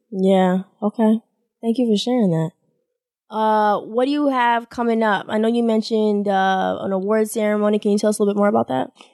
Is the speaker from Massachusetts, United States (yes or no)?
yes; Boston, Massachusetts, United States; I've never stayed anywhere outside of my hometown, Boston